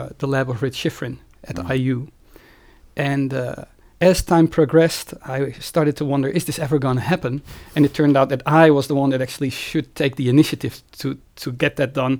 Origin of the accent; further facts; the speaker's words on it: Friesland, Netherlands; moved away as an adult; also born or lived in Groningen, Netherlands / Evanston, United States; now in Amsterdam, Netherlands; I spent most of my life before I went to university in Friesland. This is a province in the northern part of the Netherlands.